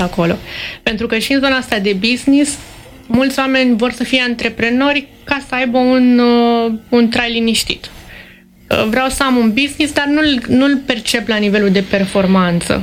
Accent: Romania; suntem români, pentru că plecăm din România

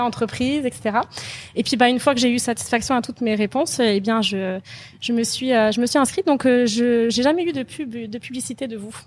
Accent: France; moved away as an adult; also born or lived in Quebec, Canada; now in Canada; née en France et j'ai décidé de quitter la France quand j'avais 24 ans

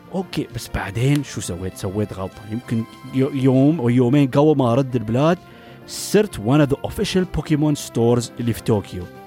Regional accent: United Arab Emirates; عندنا في الامارات

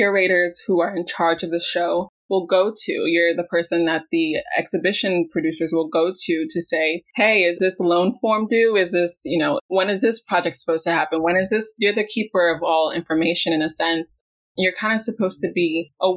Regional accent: New York City, New York, United States; also born or lived in Florida; growing up in Brooklyn, I've been really immersed with the Brooklyn Museum

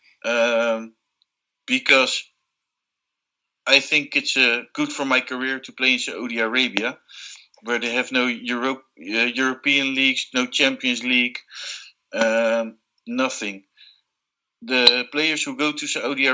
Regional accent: Benalmádena, Andalusia, Spain; English is a second language; I am Spanish, and I'm from Benalmádena

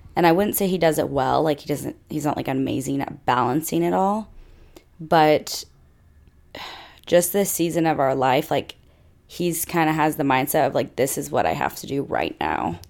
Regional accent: Fayetteville, Arkansas, United States; I grew up in Fayetteville, where Arkansas is.

